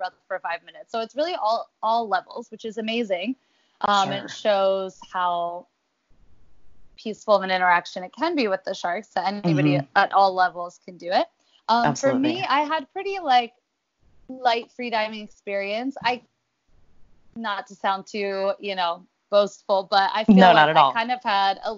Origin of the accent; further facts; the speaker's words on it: Philadelphia, Pennsylvania, United States; moved away as an adult; now in Hawaii, United States; I grew up in Philadelphia, Pennsylvania, and migrated out to Hawaii about 7-8 years ago.